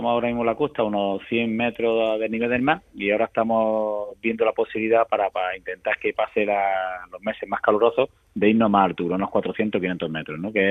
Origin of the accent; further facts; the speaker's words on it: Andalusia, Spain; Y aquí, pues bueno, pues como somos los andaluces, abiertos